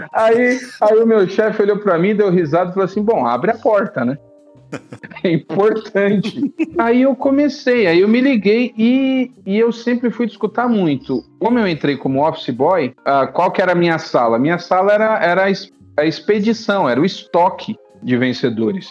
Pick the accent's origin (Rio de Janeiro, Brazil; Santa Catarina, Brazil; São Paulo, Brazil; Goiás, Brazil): São Paulo, Brazil; moved away as an adult; also born or lived in Piauí; now in Timon, Brazil; eu sou paulistano, eu cresci em São Paulo, nasci em São Paulo, cresci em São Paulo